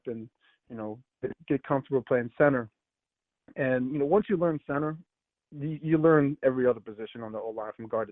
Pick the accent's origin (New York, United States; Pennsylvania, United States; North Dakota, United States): Pennsylvania, United States; Bucks County, suburbs of Philadelphia; moved away as an adult; now in Buffalo, United States; I grew up in Bucks County, in one of the surrounding suburbs of Philadelphia